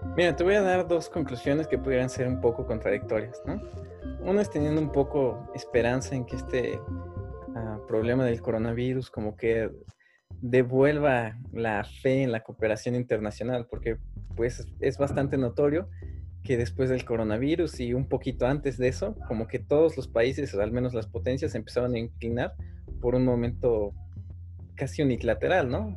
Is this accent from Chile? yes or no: no; Mexico; como nosotros, como ciudadanos mexicanos